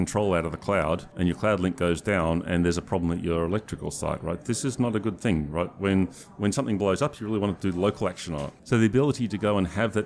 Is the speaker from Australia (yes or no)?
yes; Australia; I come from Australia